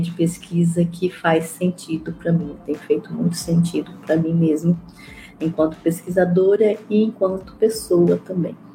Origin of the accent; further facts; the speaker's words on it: Mato Grosso, Brazil; eu sou de Mato Grosso